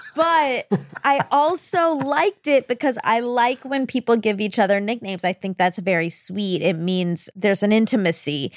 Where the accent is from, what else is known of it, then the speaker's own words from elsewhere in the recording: United States; I'm an American